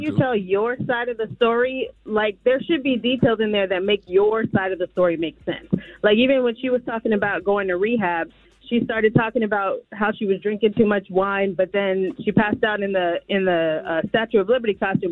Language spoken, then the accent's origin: English; Philadelphia, Pennsylvania, United States; now in North Carolina, United States; I actually live in North Carolina, but I'm from Philly